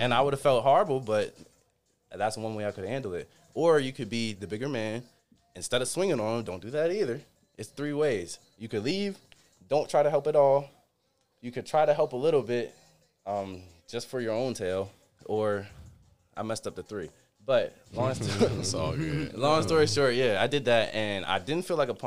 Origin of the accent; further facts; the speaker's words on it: Baltimore, Maryland, United States; I'm not from here. I'm from Baltimore.